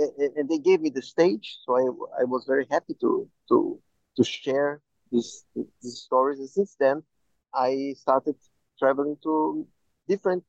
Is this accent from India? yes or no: no; Brazil; I am Jew from Brazil